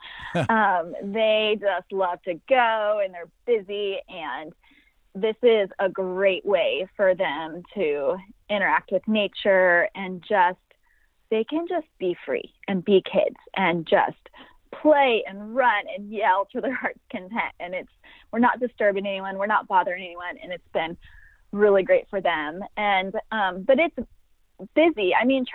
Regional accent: Sacramento, California, United States; I'm from Sacramento, California

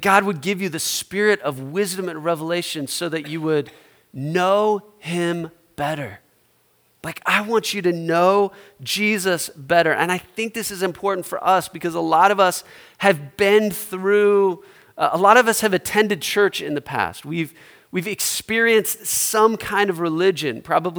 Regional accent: Omaha, Nebraska, United States; my hometown, Omaha

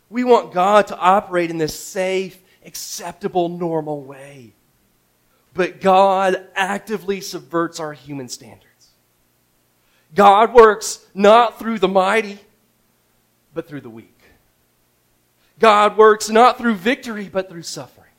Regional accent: Houston, Texas, United States; Houston just seemed like a really good, like, Houston. I'm from Houston, you know.

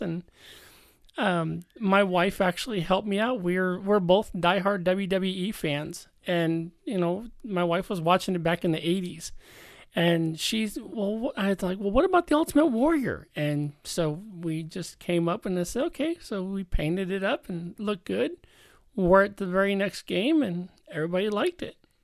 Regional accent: Chicago, Illinois, United States; now in Stockton, United States; Born and raised in Chicago

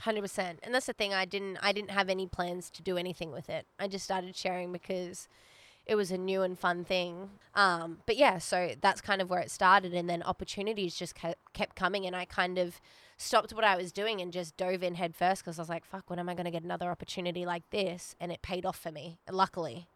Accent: Australia; Me being Australian

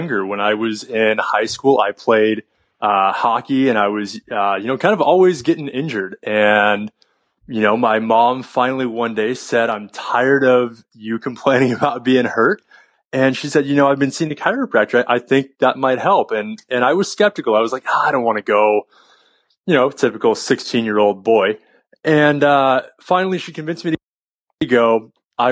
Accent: San Jose, California, United States; I actually grew up in San Jose, California. I'm one of the few California natives

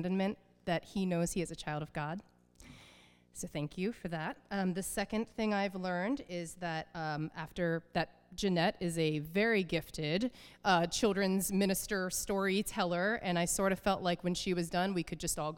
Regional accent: southeastern Pennsylvania, United States; moved away as an adult; also born or lived in Oberlin, Ohio; The house I grew up in southeastern Pennsylvania, a quarter acre lot at 6 Crumley Avenue

